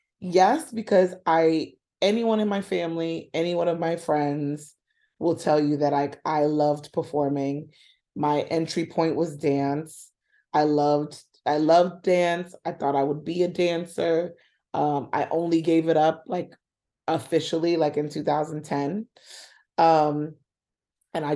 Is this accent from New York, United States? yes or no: yes; New York, United States; I was born and raised in Washington Heights, and lived there up until only a couple years ago.